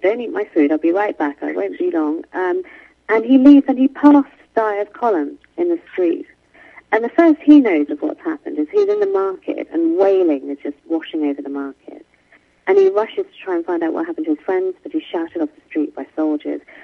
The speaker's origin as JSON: {"language": "English", "country": "United Kingdom", "tie": "born or raised there", "said": "I'm born and brought up in Great Britain, but my parents were from India"}